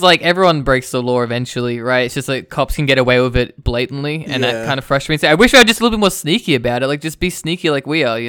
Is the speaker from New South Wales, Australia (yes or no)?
no; Victoria, Australia; now in Canberra, Australia; I want people to know I'm from Victoria